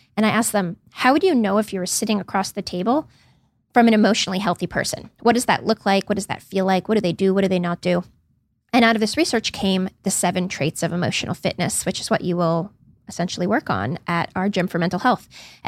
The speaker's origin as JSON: {"language": "English", "town": "Palo Alto", "region": "California", "country": "United States", "tie": "born or raised there", "said": "Well, I grew up in that area. I grew up in Palo Alto and I've just always had an interest in the psychology of the entrepreneur."}